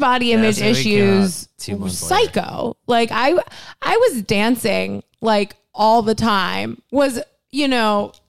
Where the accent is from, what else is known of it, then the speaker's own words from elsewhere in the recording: Miami, Florida, United States; growing up in Miami